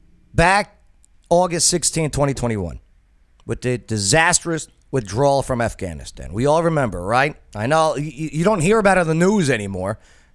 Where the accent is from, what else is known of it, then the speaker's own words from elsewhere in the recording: New Jersey, United States; moved away; I'm from Jersey